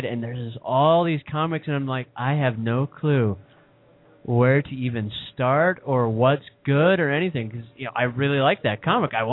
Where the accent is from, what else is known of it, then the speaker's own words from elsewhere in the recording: Salt Lake County, Utah, United States; I grew up in Salt Lake County